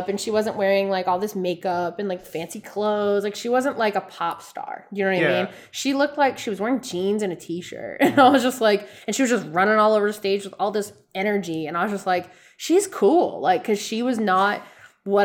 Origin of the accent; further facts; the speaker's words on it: Rhode Island, United States; I'm from Rhode Island